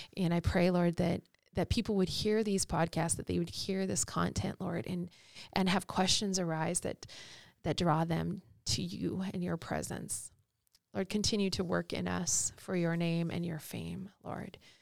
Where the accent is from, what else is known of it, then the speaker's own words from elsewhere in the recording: United States; as American Christians